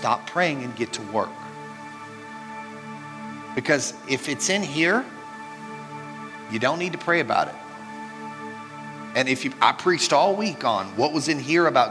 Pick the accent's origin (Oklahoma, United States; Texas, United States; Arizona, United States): Texas, United States; Mineral Wells; moved away; also born or lived in Marietta; I was born in Mineral Wells, Texas